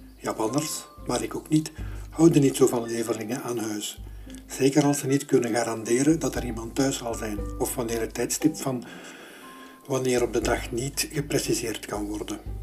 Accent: Belgium; Als Belg

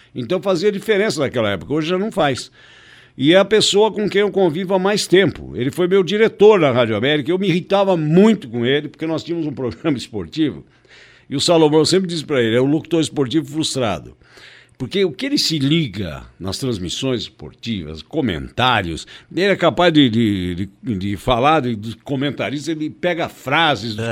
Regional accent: Brazil; Nós somos brasileiros

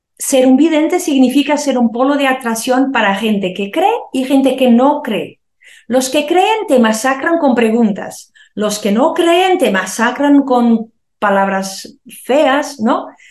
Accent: Porto, Norte, Portugal; cuando éramos muy pequeños todavía mi papá se murió en un accidente, nos mudamos a una otra ciudad del Oporto

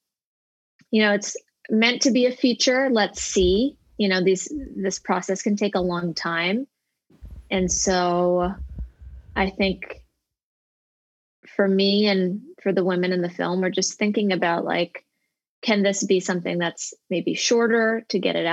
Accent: United States; as a child growing up in America

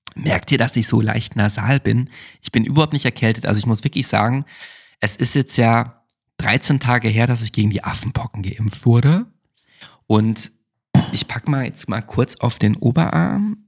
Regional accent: Germany; now in Berlin, Germany; bei uns in Deutschland

